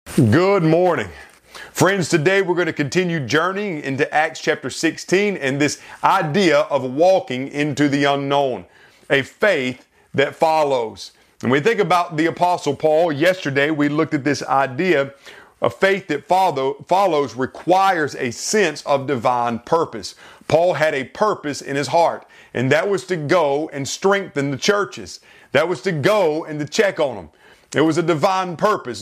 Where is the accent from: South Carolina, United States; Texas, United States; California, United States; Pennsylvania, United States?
South Carolina, United States; moved away; back in my home state of South Carolina